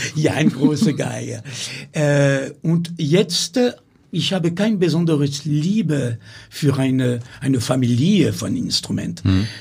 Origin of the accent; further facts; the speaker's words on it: Amiens, Hauts-de-France, France; German is a second language; moved away; ich bin in Amiens geboren